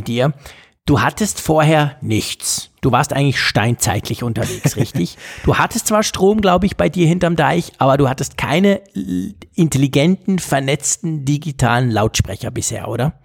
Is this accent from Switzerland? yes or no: yes; Switzerland; als Schweizer